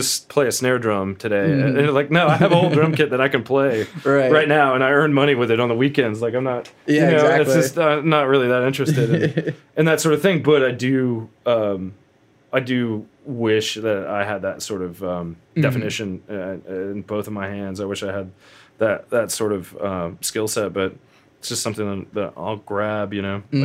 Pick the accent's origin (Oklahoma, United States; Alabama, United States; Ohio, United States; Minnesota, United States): Oklahoma, United States; Ponca City; also born or lived in Stillwater, Oklahoma; I grew up in Ponca City, later moved to Stillwater, Oklahoma for Oklahoma State.